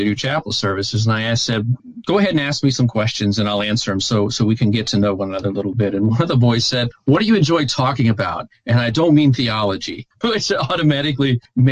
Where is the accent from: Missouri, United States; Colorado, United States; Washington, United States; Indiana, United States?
Indiana, United States; Evansville; I had gotten to know people in all of those churches when I was growing up here in the Evansville area